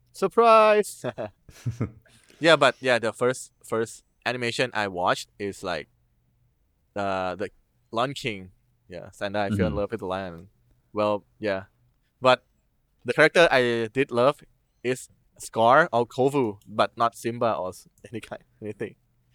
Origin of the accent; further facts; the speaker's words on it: Thailand; from Thailand.